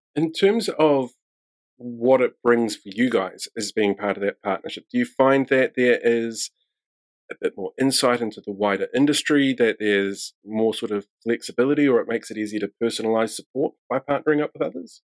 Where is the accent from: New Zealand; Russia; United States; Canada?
New Zealand; I'm from New Zealand